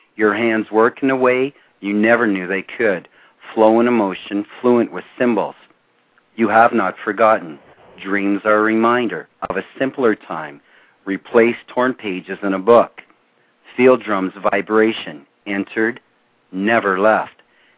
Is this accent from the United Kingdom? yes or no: no; Ontario, Canada; Canada. We are on the border, the international border with Northern Michigan.